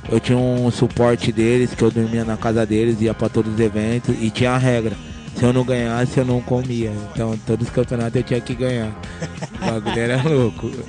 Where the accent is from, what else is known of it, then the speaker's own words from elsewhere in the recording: Ribeirão Pires, São Paulo, Brazil; tenho 38 anos, cresci em Ribeirão Pires